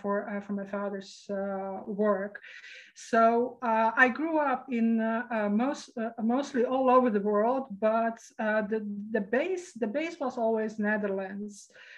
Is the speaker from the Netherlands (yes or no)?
no; Sarajevo, Bosnia & Herzegovina; born there; So where I was born in Sarajevo, actually. That is formerly Yugoslavia, and now it's called Bosnia, as I recall.